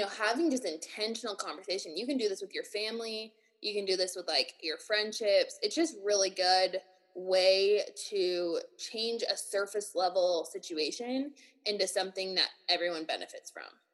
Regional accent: Reno, Nevada, United States; hometown's just Reno, Nevada.

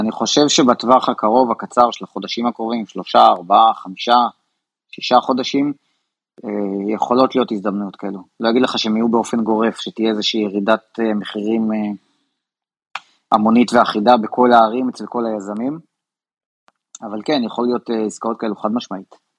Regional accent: Israel; אנחנו ישראלים

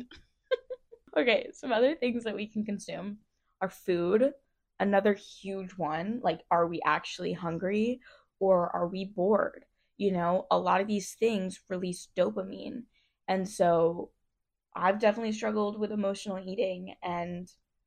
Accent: Philadelphia, Pennsylvania, United States; I grew up in Philly.

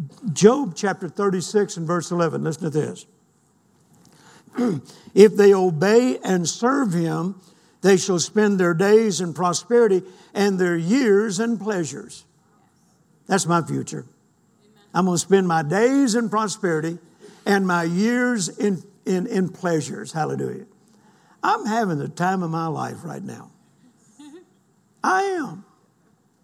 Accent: United States; I'm an American and proud to be an American

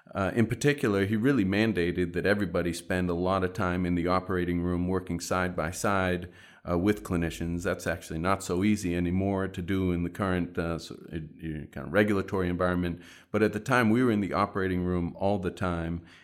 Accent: Boston, Massachusetts, United States; back in my hometown of Boston

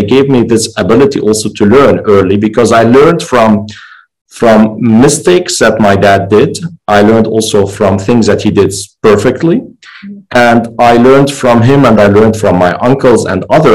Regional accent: Lebanon; moved away; also born or lived in Germany; I'm originally Lebanese. This is where I grew up.

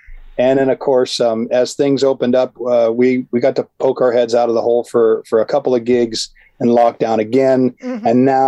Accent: Colorado, United States; moved away as an adult; also born or lived in Washington, D.C. / North Idaho; now in Ireland; Born in D.C., raised in Colorado, and came here from North Idaho.

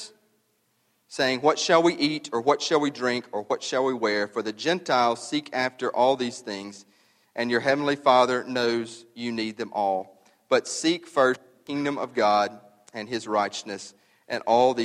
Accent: the South, United States; We're from the South.

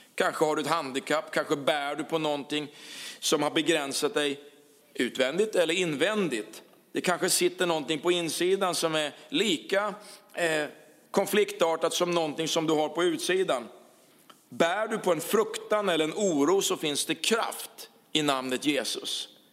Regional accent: Karlskrona, Blekinge, Sweden; moved away as an adult; also born or lived in Huskvarna; den stad där vi kommer från, Karlskrona

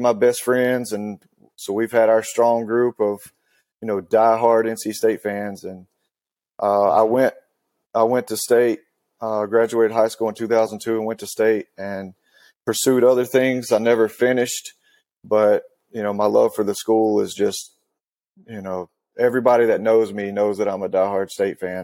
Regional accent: Western North Carolina, United States; So, I grew up in Western North Carolina

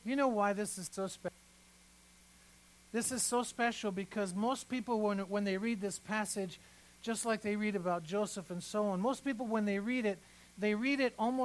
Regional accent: Iran; born or raised there; moved away

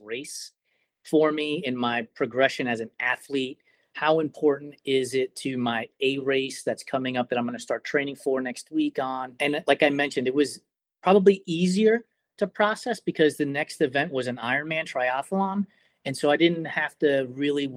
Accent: New York, United States; I'm from New York

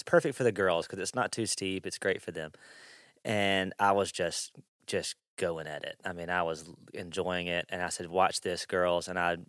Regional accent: Mississippi, United States; So I grew up in South Mississippi.

